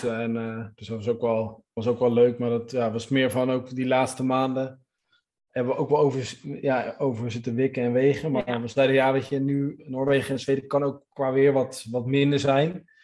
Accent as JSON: {"language": "Dutch", "country": "Netherlands", "said": "wij als Nederlanders"}